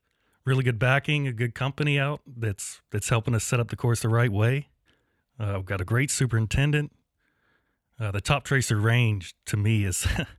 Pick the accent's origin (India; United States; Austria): United States; Florida; Yeah, I was born and raised here in Okaloosa County. Started playing golf out at the old golf course, Foxwood, when I was about 12 years old. I ended up going to high school here.